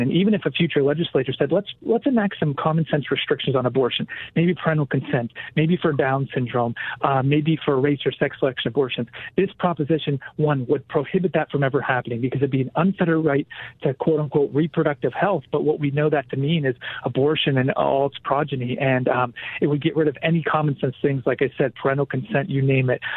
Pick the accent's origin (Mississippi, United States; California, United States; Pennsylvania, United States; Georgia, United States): Pennsylvania, United States; moved away as an adult; now in Washington, D.C., United States; I grew up in small rural part of Pennsylvania in America